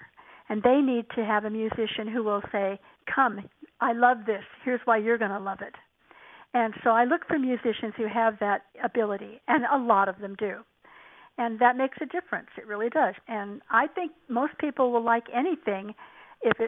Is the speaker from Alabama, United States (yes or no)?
no; Fullerton, California, United States; also born or lived in Los Angeles; I grew up in Orange County in Fullerton, back when it was mostly orange groves.